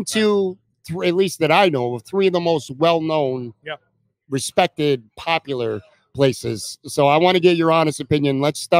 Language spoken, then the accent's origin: English; Buffalo, New York, United States; When I grew up in Buffalo